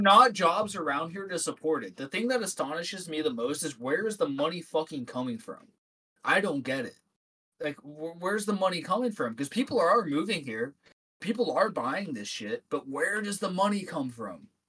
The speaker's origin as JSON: {"language": "English", "town": "Dorset", "region": "Ohio", "country": "United States", "tie": "born or raised there", "said": "I grew up in Northeast Ohio in this little town called Dorset, Ohio"}